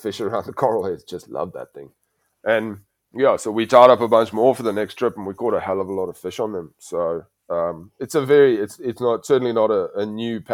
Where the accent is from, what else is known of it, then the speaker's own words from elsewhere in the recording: South Africa; as a South African